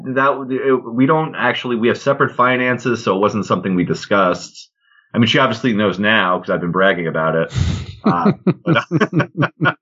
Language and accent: English; Long Island, New York, United States; also born or lived in Potsdam, New York; I grew up in Long Island, New York.